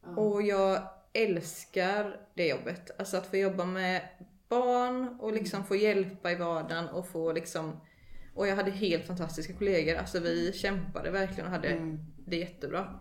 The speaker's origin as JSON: {"language": "Swedish", "town": "Eksjö", "region": "Jönköping County", "country": "Sweden", "tie": "born or raised there", "said": "jag är uppväxt i Eksjö."}